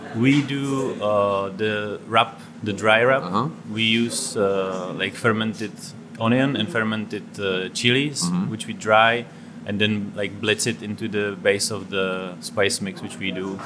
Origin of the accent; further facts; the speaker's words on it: Czechia; moved away; also born or lived in Oslo, Norway; I'm from Czech Republic.